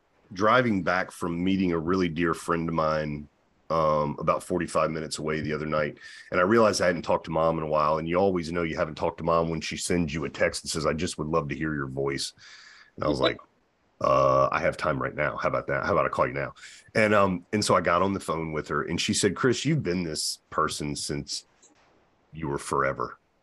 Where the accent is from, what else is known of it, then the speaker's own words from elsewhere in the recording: the South, United States; And I was raised in the Bible Belt, which is very fundamental.